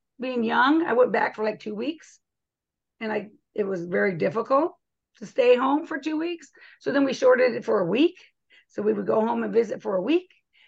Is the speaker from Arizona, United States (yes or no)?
yes; Arizona, United States; No, I was from Arizona.